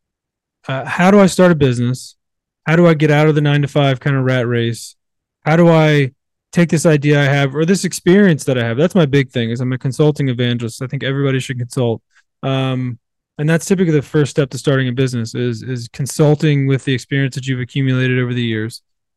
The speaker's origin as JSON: {"language": "English", "region": "Virginia", "country": "United States", "tie": "born or raised there", "said": "I grew up in Virginia, in the South, in the middle of nowhere"}